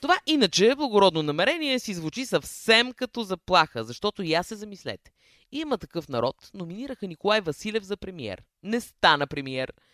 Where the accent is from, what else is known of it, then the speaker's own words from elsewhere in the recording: Sofia, Sofia City, Bulgaria; Аз съм роден на пъпа на София и детството ми е минало на НДК